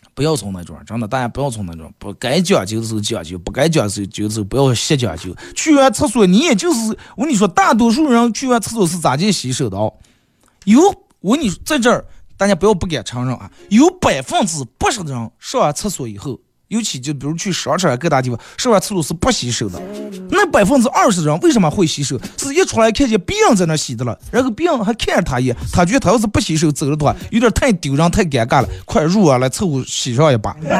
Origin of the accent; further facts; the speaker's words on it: Bameng, Hetao, Inner Mongolia, China; 身为一个咱们巴蒙人，啊，包括土生土长的后，后大套人